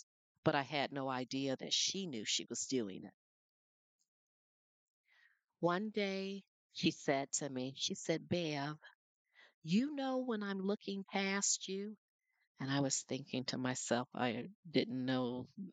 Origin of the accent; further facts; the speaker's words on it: Flint, Michigan, United States; When I was a child growing up in Flint, Michigan